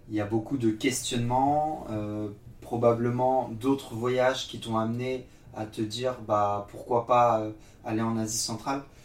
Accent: Nantes, Pays de la Loire, France; also born or lived in Yorkshire; je suis originaire de Nantes, Ok. dans l'Ouest.

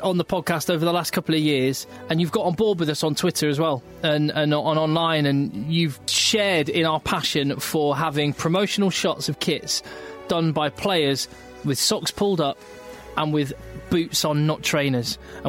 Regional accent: England, United Kingdom; as an Englishman

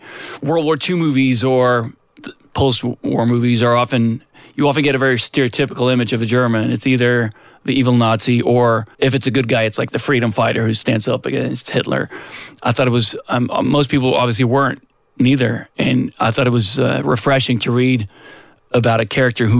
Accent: Stockholm, Stockholm County, Sweden; moved away; also born or lived in Los Angeles; I grew up in Södermalm, which is in South Stockholm, but not quite the archipelago.

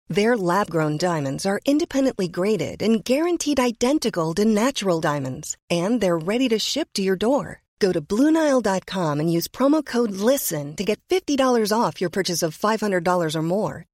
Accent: Karlshamn, Blekinge, Sweden; now in Stockholm, Sweden; Jag kommer från Karlshamn i Blekinge, men är bosatt i Stockholm

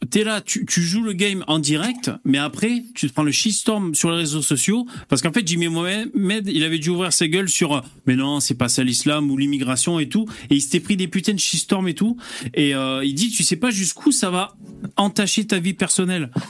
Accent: Lille, Hauts-de-France, France; moi, je suis lillois, en fait.

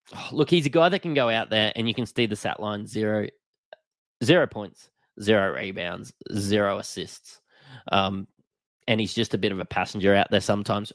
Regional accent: Australia; I am an Australian

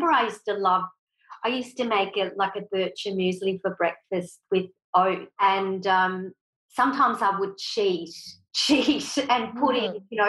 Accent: Switzerland; moved away; I was brought up in Switzerland, so my mum and dad are Swiss

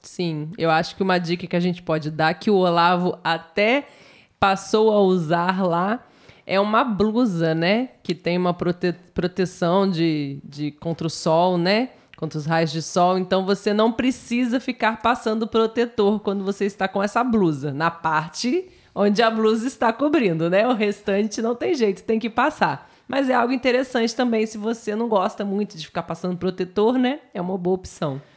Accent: Brazil; also born or lived in Southeast Brazil; Nós que somos brasileiros

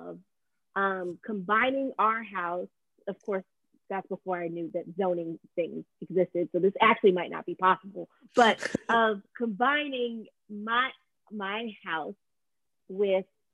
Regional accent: Mississippi, United States; born or raised there; moved away as an adult; also born or lived in Brooklyn, New York; now in New York, United States

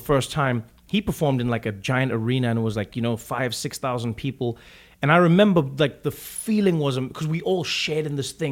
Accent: Johannesburg, Gauteng, South Africa; moved away as an adult; now in United States; grew up in in South Africa, uh, in Johannesburg, uh, Soweto

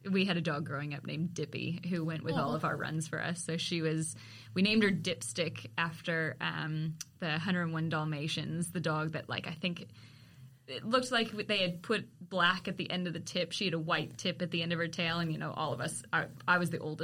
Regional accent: Walnut Creek, California, United States; moved away; I grew up in Walnut Creek

